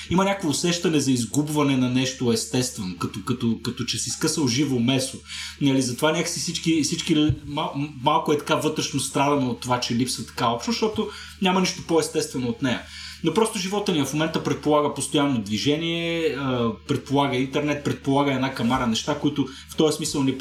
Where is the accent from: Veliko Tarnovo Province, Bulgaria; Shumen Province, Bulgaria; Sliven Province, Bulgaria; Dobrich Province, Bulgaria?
Shumen Province, Bulgaria; Shumen; сега съм живял в 6 държави, а, в 3 български града, нали, от Шумен съм